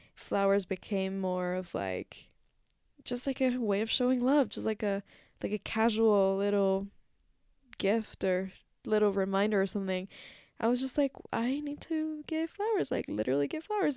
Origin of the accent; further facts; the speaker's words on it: Mexico; moved away; when I was back in my home country in Mexico